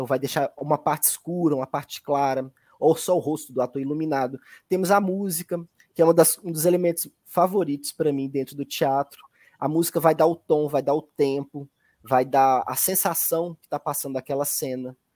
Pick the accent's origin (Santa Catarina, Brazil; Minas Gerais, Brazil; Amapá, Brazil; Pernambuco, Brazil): Minas Gerais, Brazil; Belo Horizonte; also born or lived in Medina, Minas Gerais; quando os meus pais vieram para Belo Horizonte, eu devia ter mais ou menos uns 6, 7 anos